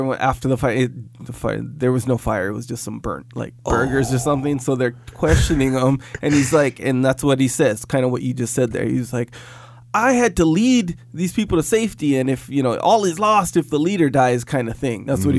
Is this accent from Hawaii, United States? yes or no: yes; Kauai, Hawaii, United States; When I moved here from Kauai, I had that where my feet were all tough. Because, you go barefoot. You wear slippers all the time. You go barefoot everywhere.